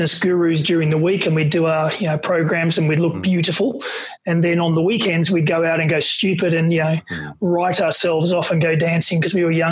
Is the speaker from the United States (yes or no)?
no; Australia; being an Aussie and when you're from Australia